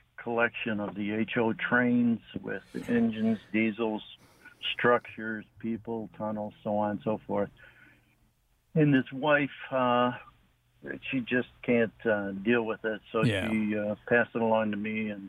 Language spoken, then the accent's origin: English; Rochester, New York, United States; I'm in Buffalo right now, but I am a Rochester resident.